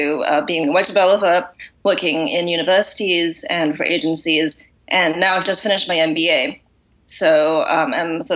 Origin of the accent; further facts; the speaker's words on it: Singapore; moved away as an adult; also born or lived in United States / Boston; now in London, United Kingdom; Originally, I'm from Singapore